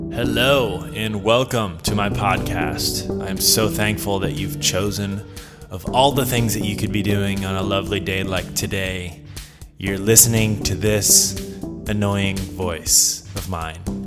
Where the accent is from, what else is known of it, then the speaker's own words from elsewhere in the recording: the South, United States; I'm from the South